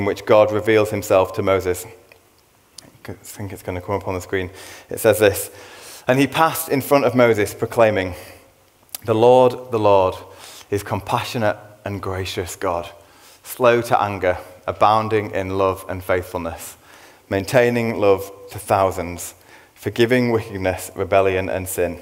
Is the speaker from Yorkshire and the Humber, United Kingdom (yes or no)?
yes; Leeds, Yorkshire and the Humber, United Kingdom; I'm a man from Leeds